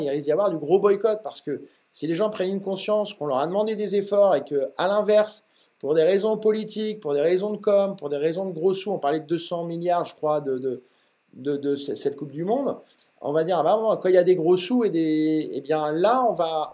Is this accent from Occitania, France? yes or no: no; Normandy, France; now in Rennes, France; je suis d'origine normande